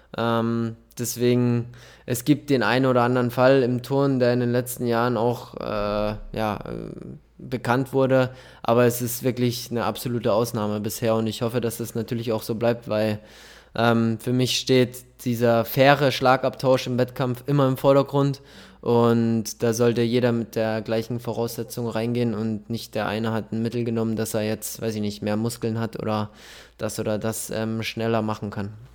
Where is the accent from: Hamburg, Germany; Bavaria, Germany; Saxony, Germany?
Bavaria, Germany; Munich; da ich aber gebürtiger Münchner bin